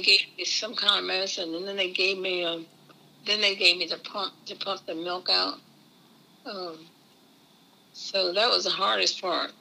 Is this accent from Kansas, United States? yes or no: no; Easton, Maryland, United States; I was born in Easton, Maryland.